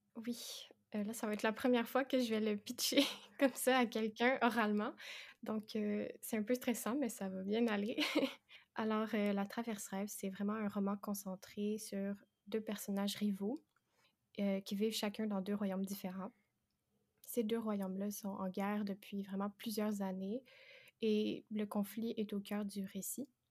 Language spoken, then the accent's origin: French; Quebec, Canada; j'ai 22 ans et ça s'entend peut-être, mais je suis québécoise